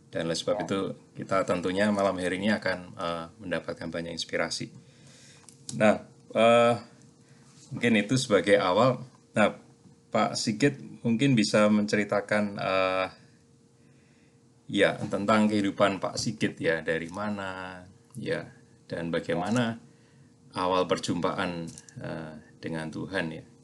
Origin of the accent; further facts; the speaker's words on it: Klaten, Central Java, Indonesia; jadi kita ya. ini sama-sama coklat ya, cowok Klaten.